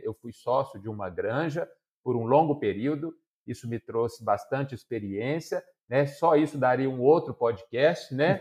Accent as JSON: {"language": "Portuguese", "town": "Ponte Nova", "region": "Minas Gerais", "country": "Brazil", "tie": "born or raised there", "also_born_or_lived": "Santa Cruz do Escalvado / Viçosa", "said": "E eu sou nascido, criado é, em Ponte Nova, que é uma cidade muito reconhecida como importante suinocultura"}